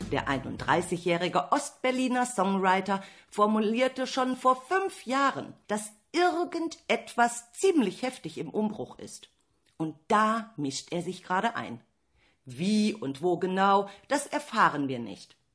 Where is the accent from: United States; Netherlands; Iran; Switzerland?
Iran; now in Hüllhorst, Germany; ich bin aus dem Iran geflohen.